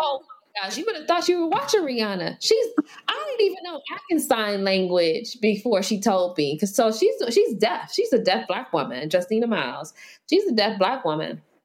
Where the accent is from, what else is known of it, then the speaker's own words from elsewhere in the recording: United States; being African American